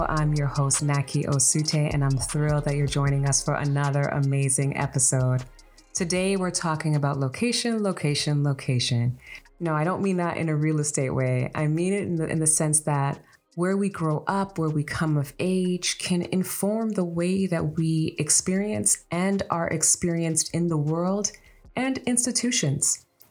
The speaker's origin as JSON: {"language": "English", "town": "Toronto", "region": "Ontario", "country": "Canada", "tie": "born or raised there", "said": "Rexdale, which incidentally is my hometown as well"}